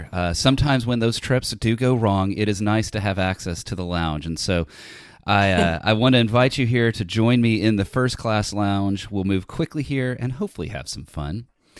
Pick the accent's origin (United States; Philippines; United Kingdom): United States; I am an American.